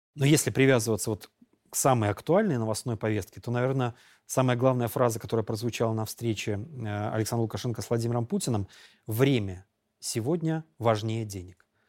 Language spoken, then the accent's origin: Russian; Belarus; мы, белорусы, я себя ощущаю частью э, моей республики